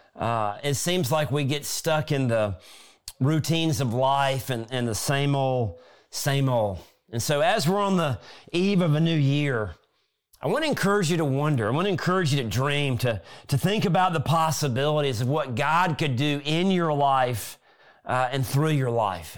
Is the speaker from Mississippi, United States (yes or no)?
yes; South Mississippi, United States; when I was a kid growing up in South Mississippi